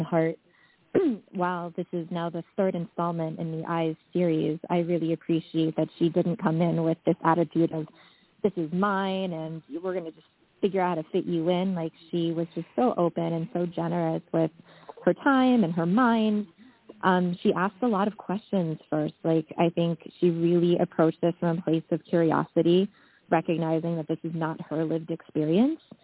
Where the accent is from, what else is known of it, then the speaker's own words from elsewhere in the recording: Washington, District of Columbia, United States; also born or lived in South Korea; I was adopted to a white presenting Jewish family in Washington, D.C. when I was around five or six months old